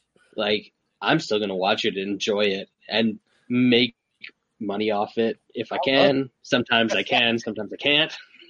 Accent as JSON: {"language": "English", "country": "Canada", "said": "I don't have ESPN as a Canadian"}